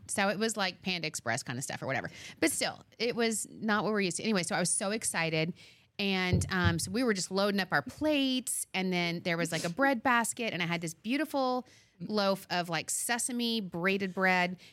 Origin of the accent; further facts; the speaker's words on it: Arizona, United States; now in Long Island, United States; I'm a transplant from Arizona